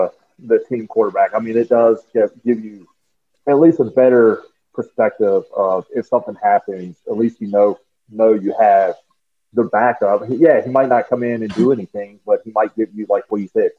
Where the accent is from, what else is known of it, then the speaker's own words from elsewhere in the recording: the South, United States; moved away; also born or lived in Denver, Colorado / Holloman, New Mexico; growing up in the South